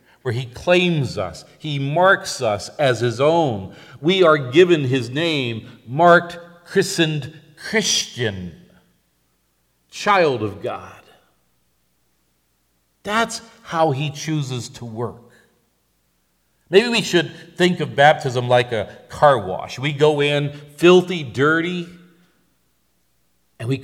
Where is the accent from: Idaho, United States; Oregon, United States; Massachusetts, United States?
Massachusetts, United States; Northampton; I was born in Northampton, Massachusetts